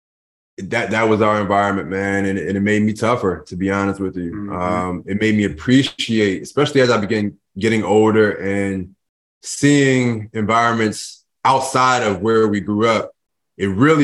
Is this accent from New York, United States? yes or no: no; Philadelphia, Pennsylvania, United States; I grew up in Philadelphia. In North Philadelphia, to be exact